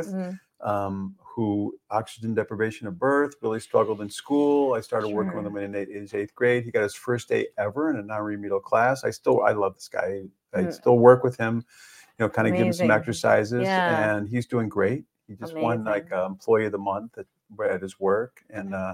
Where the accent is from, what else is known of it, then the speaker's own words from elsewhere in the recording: Evanston, Illinois, United States; my hometown, in Evanston, Illinois